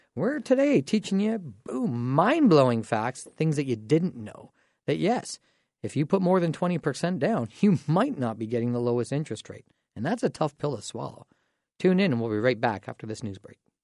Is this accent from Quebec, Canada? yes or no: no; Dorchester, Ontario, Canada; I'm from Dorchester